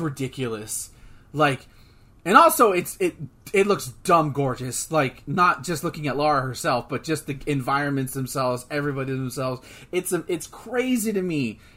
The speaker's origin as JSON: {"language": "English", "country": "United States", "said": "We're American"}